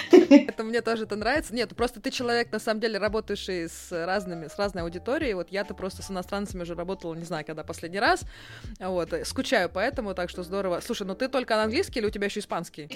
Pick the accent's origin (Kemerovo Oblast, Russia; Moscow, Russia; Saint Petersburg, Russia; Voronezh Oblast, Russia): Moscow, Russia; мы москвичи